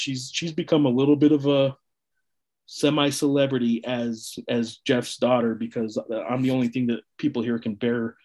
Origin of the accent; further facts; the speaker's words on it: New Mexico, United States; I was born in New Mexico